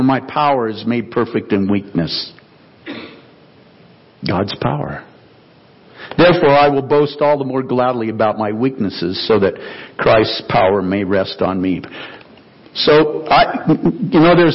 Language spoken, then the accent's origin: English; the Northwest, Pacific Northwest, United States; I grew up in the Northwest.